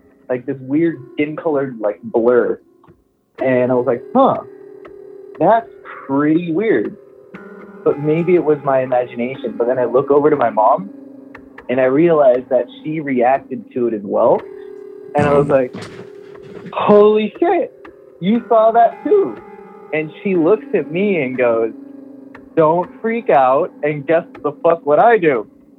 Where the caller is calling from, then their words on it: Miami, Florida, United States; I'm calling from Miami.